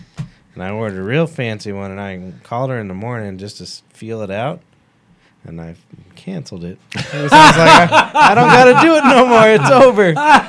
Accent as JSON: {"language": "English", "country": "United States", "said": "Because I'm an American man. I'm from America."}